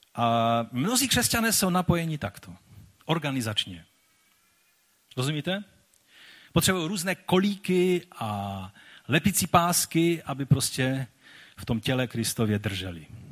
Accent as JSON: {"language": "Czech", "country": "Czechia", "said": "byli jsme takoví dost divoší, než přišlo světlo Evangelia, které proměnilo i tento národ"}